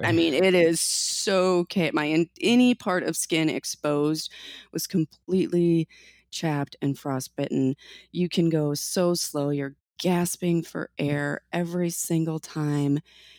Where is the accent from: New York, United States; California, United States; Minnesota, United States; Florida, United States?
Minnesota, United States; I grew up many years in Minnesota, and it was by far the most gear I'd ever worn in my entire life.